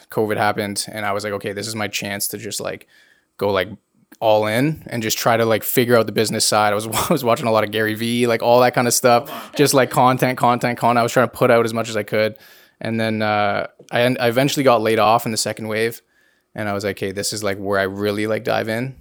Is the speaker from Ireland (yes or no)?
no; King City, Ontario, Canada; I am from King City, so it's like 40 minutes north of Toronto.